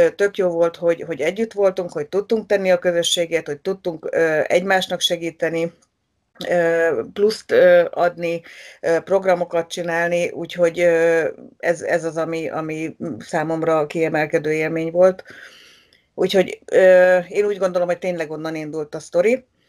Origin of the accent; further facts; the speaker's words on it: Magyaralmás, Fejér, Hungary; ott születtem, ott nőttem fel